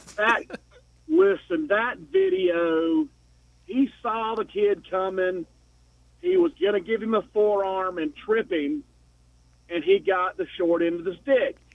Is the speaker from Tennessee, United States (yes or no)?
yes; Knoxville, Tennessee, United States; moved away as an adult; now in Atlanta, United States; I'm in Atlanta, but I'm from Knoxville. I've only been here for six years.